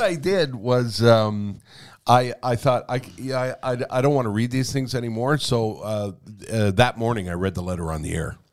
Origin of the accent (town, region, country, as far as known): Montreal, Quebec, Canada; born or raised there